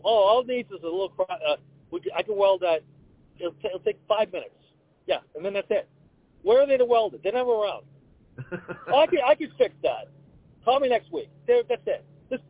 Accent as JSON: {"language": "English", "town": "North Andover", "region": "Massachusetts", "country": "United States", "tie": "born or raised there", "said": "I grew up in North Andover."}